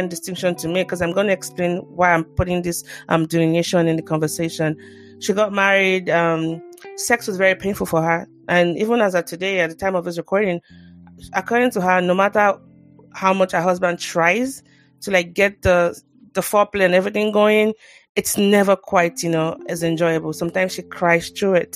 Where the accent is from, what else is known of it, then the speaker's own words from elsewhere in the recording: Nigeria; as a Nigerian